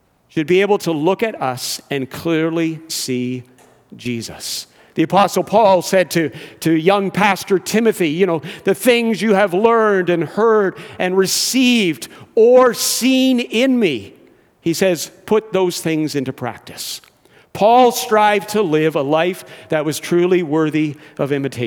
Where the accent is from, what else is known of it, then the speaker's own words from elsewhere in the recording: Georgetown, Ontario, Canada; also born or lived in England / Brampton; I grew up in Georgetown, where my dad still resides.